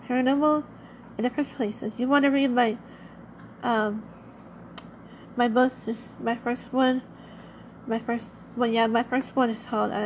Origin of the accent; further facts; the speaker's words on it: Los Angeles, California, United States; I happened to not only live by it, but I was also born near it in Long Beach and in Harbor City, California, is actually where I was born.